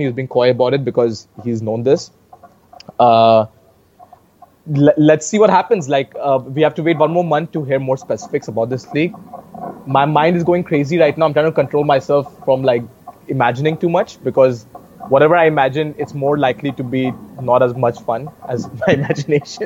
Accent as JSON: {"language": "English", "town": "Varanasi", "region": "Uttar Pradesh", "country": "India", "tie": "born or raised there", "said": "my home state of Uttar Pradesh"}